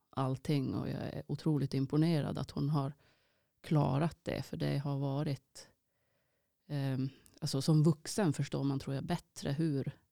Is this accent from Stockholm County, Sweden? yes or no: no; Kiruna, Norrbotten County, Sweden; also born or lived in Finland; men eh, jag är ju från Kiruna, det är ju mina föräldrar också.